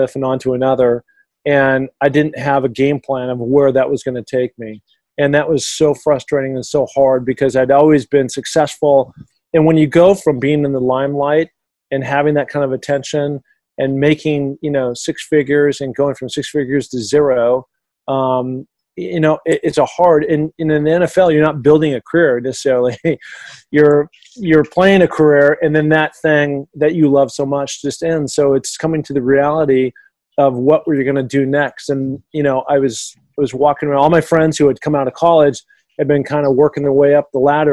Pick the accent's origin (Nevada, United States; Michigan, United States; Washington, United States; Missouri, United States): Washington, United States; Seattle; I grew up in Seattle, Washington